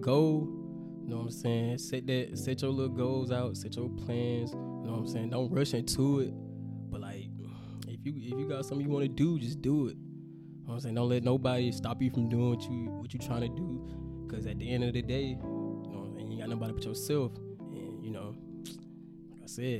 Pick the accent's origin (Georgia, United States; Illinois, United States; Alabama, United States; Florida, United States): Alabama, United States; Montgomery; I'm from Montgomery, 334. Hey, don't know what to say about that. I'm from Montgomery, Alabama.